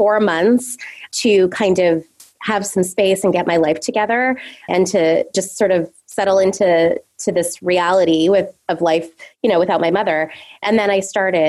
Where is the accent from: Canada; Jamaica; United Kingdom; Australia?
Canada; moved away as an adult; also born or lived in south of France; now in New York, United States; I'm originally from Canada